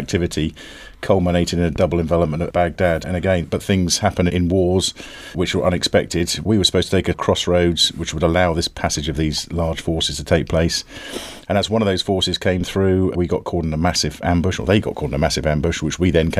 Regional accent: Bedfordshire, East of England, United Kingdom; moved away; I was brought up in Bedfordshire

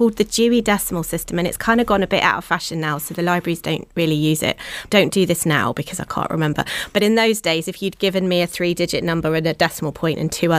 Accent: Plymouth, South West England, United Kingdom; moved away as an adult; I grew up slap bang in the city centre. That was where I grew up, spent the first 18 years of my life

